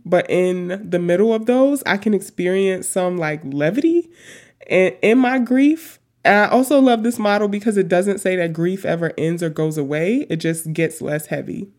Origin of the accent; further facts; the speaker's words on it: New York City, New York, United States; also born or lived in Washington / Tacoma; now in Philadelphia, United States; I grew up in Queens.